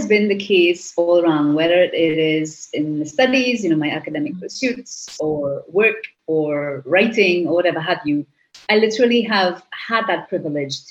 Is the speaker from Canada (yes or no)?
no; Trinidad & Tobago; first language English; At the University of the West Indies in St. Augustine, while I had not left my country